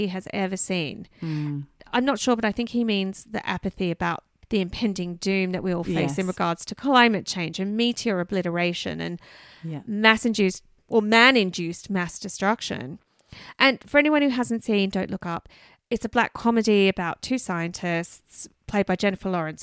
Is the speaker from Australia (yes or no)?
yes; Canberra, Australian Capital Territory, Australia; Tidbinbilla, which is in my hometown of Canberra